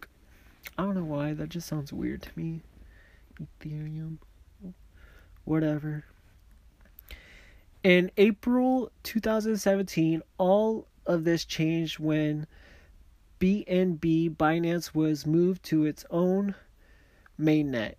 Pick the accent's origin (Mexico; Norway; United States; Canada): Mexico; accent: Mexican; my Mexican accent